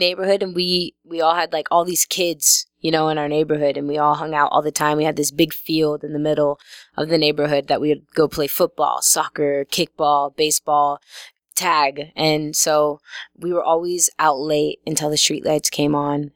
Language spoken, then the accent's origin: English; Omaha, Nebraska, United States; I'm from Omaha, Nebraska. I went to Holling Heights Elementary, Central Middle School, and then Millard South High School